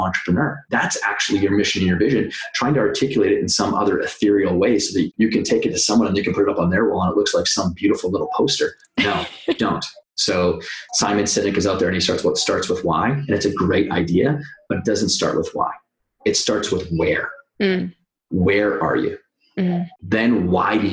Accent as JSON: {"language": "English", "country": "Canada", "moved": "as an adult", "lives_now": "New York, United States", "said": "I am Canadian. I've been in New York now for 12 years"}